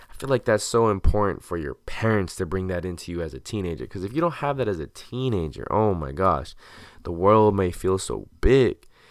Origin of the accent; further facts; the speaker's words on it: Santa Ana, California, United States; also born or lived in Orange, California; my friends back home in my hometown of Santa Ana